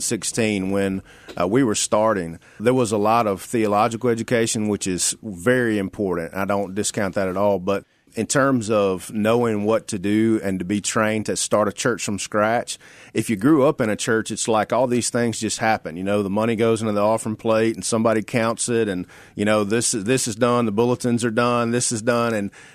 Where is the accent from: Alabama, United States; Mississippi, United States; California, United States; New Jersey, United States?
Mississippi, United States; Sladen; now in Memphis, United States; I grew up in Sladen, Mississippi